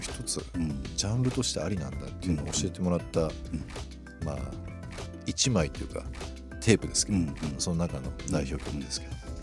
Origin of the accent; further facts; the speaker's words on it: Osaka, Japan; 大阪生まれ大阪育ちの関西人です